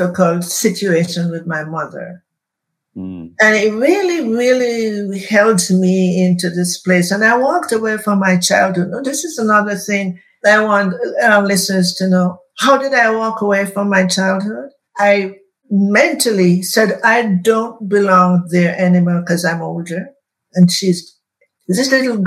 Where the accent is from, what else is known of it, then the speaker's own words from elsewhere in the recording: Jamaica; now in United States; going back to Jamaica, where I was born